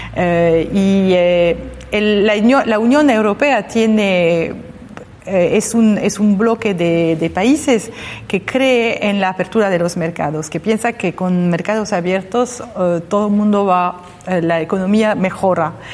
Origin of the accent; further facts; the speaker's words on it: France; now in Argentina; como francesa